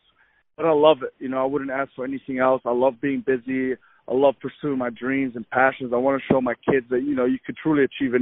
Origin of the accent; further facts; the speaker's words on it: New Zealand; moved away as an adult; also born or lived in Egypt / Saudi Arabia / Buffalo, New York, United States; now in United States; I'm from Egypt, originally from Egypt. I moved to New Zealand when I was 9 years old. Grew up in New Zealand till about 19.